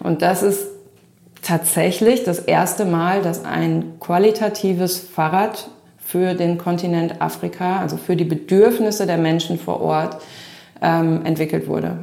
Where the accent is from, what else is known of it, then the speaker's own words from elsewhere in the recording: Melle, Lower Saxony, Germany; moved away as an adult; also born or lived in Düsseldorf / Cape Town; ich bin in Melle groß geworden ähm, als älteste von vier Kindern. Ähm, Melle ist bei Osnabrück